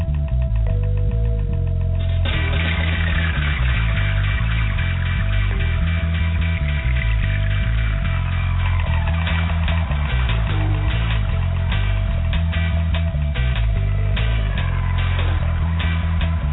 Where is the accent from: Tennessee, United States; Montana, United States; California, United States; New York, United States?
New York, United States; Long Island; I was a coastal kid. I grew up in Long Island, New York, and I partied in the city